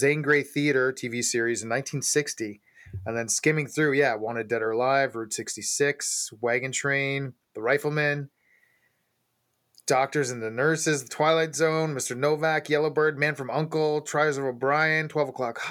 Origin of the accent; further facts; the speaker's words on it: Guelph, Ontario, Canada; Wellington Brewery. They're my hometown brewery too